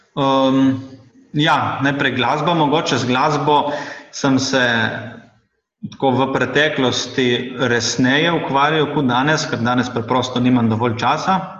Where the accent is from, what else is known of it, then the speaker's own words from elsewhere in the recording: Šempeter pri Gorici, Slovenia; Sem tudi sam iz Šempetra